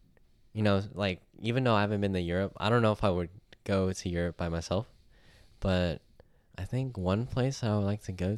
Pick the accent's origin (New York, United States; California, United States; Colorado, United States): California, United States; Pacifica; Because I'm from Pacifica.